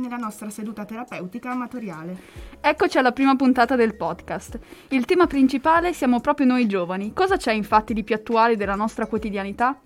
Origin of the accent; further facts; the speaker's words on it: Bagnacavallo, Emilia-Romagna, Italy; also born or lived in Lugo; ho un rapporto un po' brutto con eh, Bagnacavallo